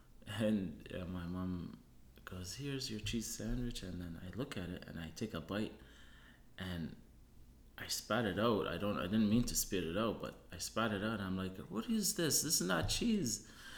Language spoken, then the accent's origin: English; Tunisia; also born or lived in Germany; I was born in Germany, and my father studied dairy and cheese making in Germany and Switzerland, and then went to North Africa in Tunisia, where we had our own cheese factory.